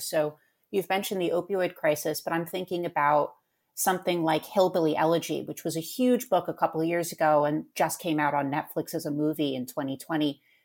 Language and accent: English; New York, United States; I'm from New York